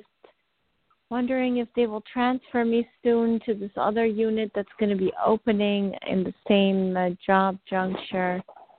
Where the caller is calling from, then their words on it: New York, United States; I'm calling in from New York.